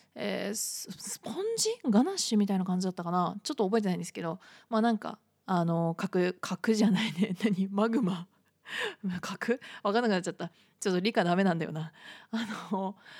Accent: Shizuoka, Japan; moved away; お茶系がね、やっぱり強いから、静岡は

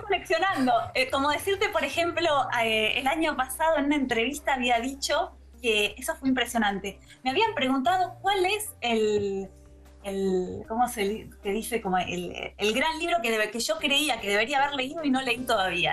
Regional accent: Argentina; now in Berlin, Germany; soy la primera argentina que se lo gana

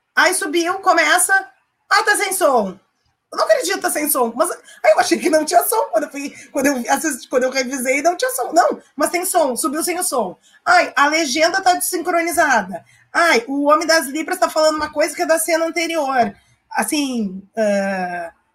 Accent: Porto Alegre, Rio Grande do Sul, Brazil; eu sou bem porto-alegrense, bem bairrista, inclusive falo desse jeito, bem porto-alegrense.

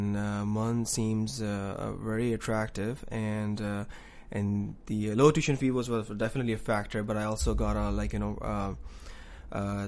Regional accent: Karachi, Sindh, Pakistan; moved away as an adult; now in Newfoundland, Canada; I'm from Karachi, Pakistan

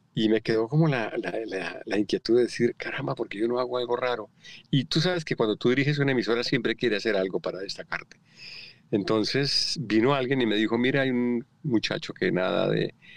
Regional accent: Colombia; moved away as an adult; antes de irme de Colombia

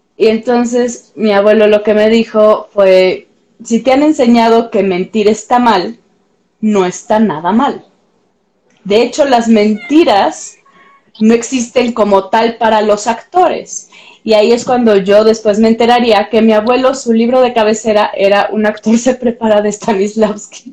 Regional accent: Pátzcuaro, Michoacán, Mexico; now in Mexico City, Mexico; yo no soy de aquí, soy de Pátzcuaro de Michoacán

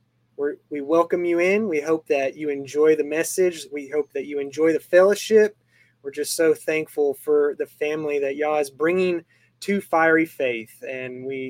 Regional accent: Arizona, United States; moved away; I'm from Arizona, so I miss that desert landscape

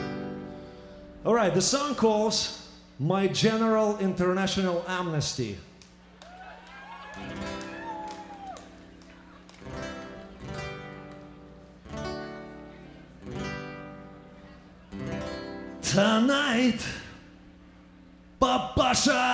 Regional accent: Ukraine; I'm from Ukraine

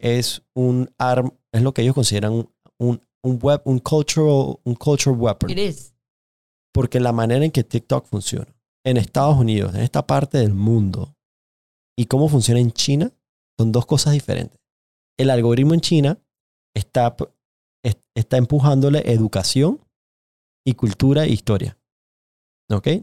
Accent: Panama; yo también crecí en nuestra comunidad en Panamá

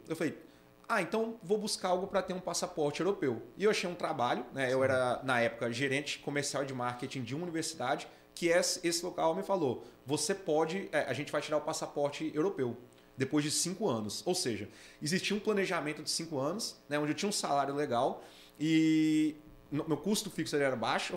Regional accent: Brasília, Federal District, Brazil; moved away as an adult; also born or lived in Natal; eu sou de Brasília, morei em Natal 10 anos

